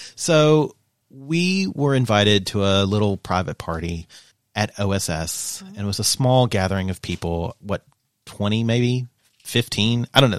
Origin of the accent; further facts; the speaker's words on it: Eastern Kentucky, United States; I'm from Eastern Kentucky